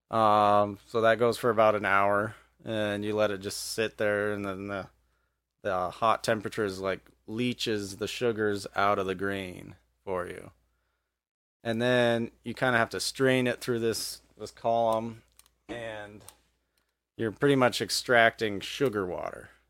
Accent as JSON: {"language": "English", "town": "Evergreen", "region": "Colorado", "country": "United States", "tie": "born or raised there", "also_born_or_lived": "Philadelphia", "moved": "as an adult", "lives_now": "Montana, United States", "said": "I grew up in Evergreen, Colorado"}